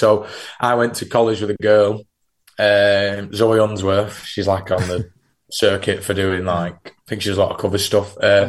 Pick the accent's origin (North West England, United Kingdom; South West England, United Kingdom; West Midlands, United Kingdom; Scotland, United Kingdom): North West England, United Kingdom; Southport; We're not a fucking Wigan band. I'm from Southport.